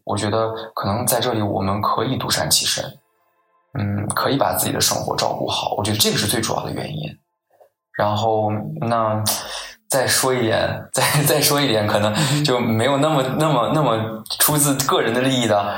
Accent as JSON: {"language": "Chinese", "region": "Henan", "country": "China", "moved": "yes", "lives_now": "United States", "said": "比如说我是河南人，然后我们河南的驻美老乡会"}